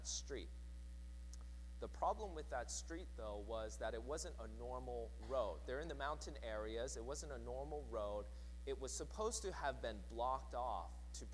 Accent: Seattle, Washington, United States; growing up in Seattle

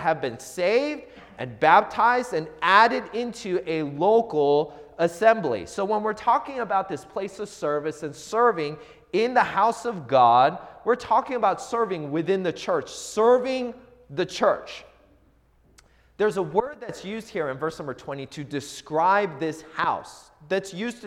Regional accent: Seattle, Washington, United States; I grew up in the Seattle area

